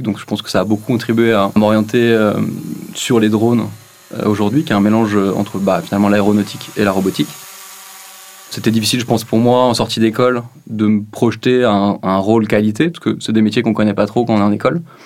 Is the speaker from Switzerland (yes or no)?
yes; Lausanne, Vaud, Switzerland; je viens de Lausanne, en Suisse